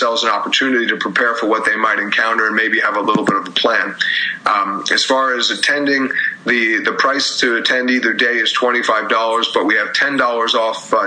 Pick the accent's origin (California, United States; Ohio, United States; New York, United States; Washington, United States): New York, United States; also born or lived in Philadelphia; I grew up in New York and went to school in Philadelphia